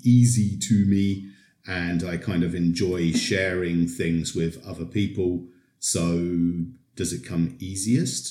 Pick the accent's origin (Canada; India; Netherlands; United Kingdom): United Kingdom; moved away as an adult; now in Poland; I've been here in Poland for more than 20 years, so maybe that makes me an honorary Pole, but I'm originally from Britain